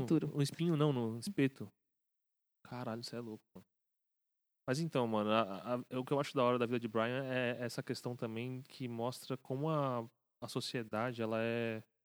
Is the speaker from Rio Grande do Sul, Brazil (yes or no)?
no; São Paulo, Brazil; A gente é né, de São Paulo